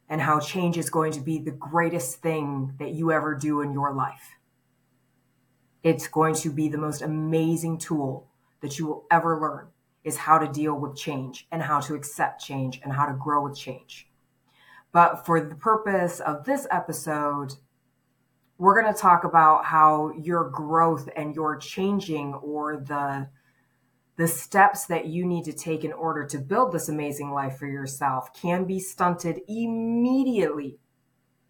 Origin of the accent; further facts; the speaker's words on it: Michigan, United States; moved away as an adult; also born or lived in California; I was 20 years old when I left my hometown and I moved to California. My hometown was a small town in Michigan